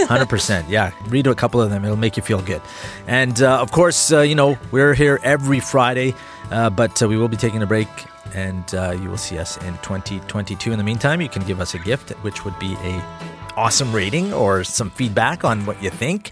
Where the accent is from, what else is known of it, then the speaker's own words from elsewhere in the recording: Edmonton, Alberta, Canada; I grew up on Lakewood Road